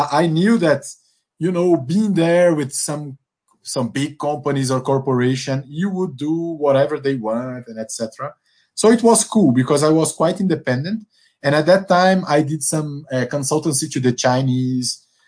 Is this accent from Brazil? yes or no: yes; Northeast Region, Brazil; English is a second language; moved away; also born or lived in São Paulo / Angola; that I'm from the Northeast